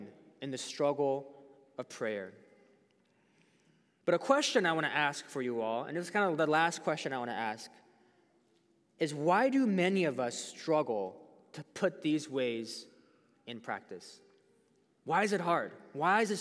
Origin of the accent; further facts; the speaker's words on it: United States; us as American Christians